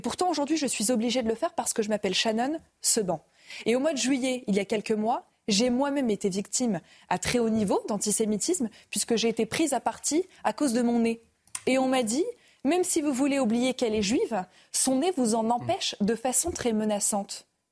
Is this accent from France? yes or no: yes; France; en tant que juive, en tant que française